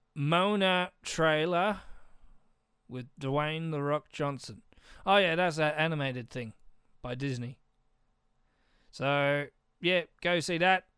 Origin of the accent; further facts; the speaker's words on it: Australia; I'm Australian.